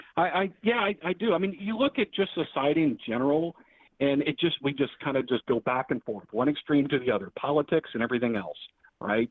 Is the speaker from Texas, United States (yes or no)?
yes; Dallas, Texas, United States; now in Toledo, United States; I was born in Dallas